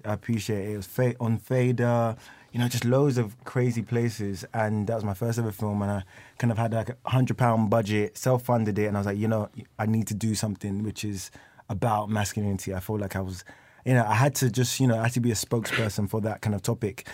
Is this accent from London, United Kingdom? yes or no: yes; London, United Kingdom; I'm from, like, East London